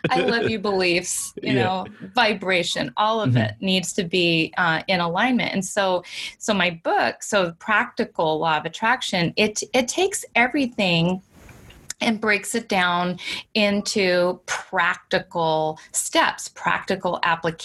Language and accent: English; Washington, United States; also born or lived in California; we moved to Washington State from California